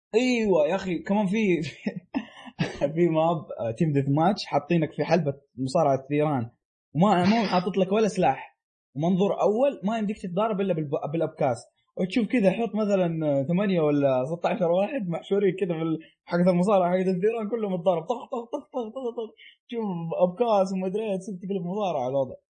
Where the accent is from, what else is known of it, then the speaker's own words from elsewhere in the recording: Saudi Arabia; عندنا في السعوديه